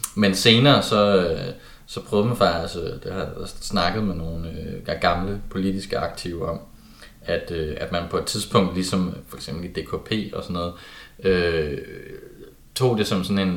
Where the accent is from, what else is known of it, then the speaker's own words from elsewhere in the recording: Kolding, Southern Denmark, Denmark; jeg kommer fra Kolding.